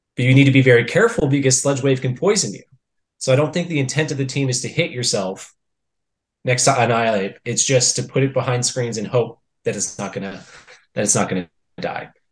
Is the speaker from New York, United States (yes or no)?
no; Texas, United States; I was born and raised in Texas.